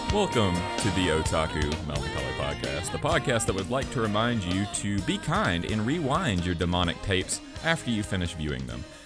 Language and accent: English; Alabama, United States; be from my home state of Alabama